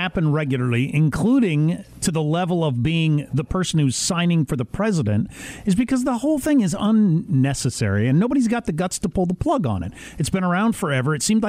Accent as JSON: {"language": "English", "region": "Kansas", "country": "United States", "said": "I'm from Kansas."}